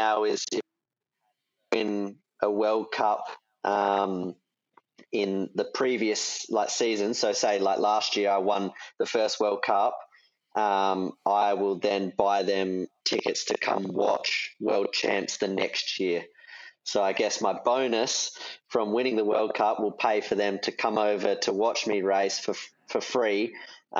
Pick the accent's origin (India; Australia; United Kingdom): Australia; I am Australian